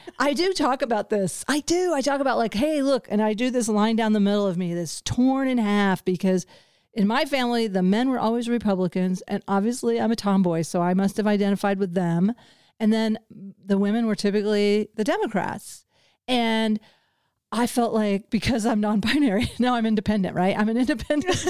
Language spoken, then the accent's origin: English; the Ozarks, United States; I come from the Ozarks and very conservative background